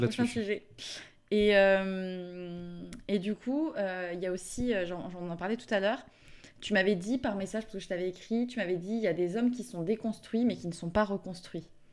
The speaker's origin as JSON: {"language": "French", "region": "south of France", "country": "France", "moved": "yes", "lives_now": "Paris, France", "said": "je viens du sud de la France"}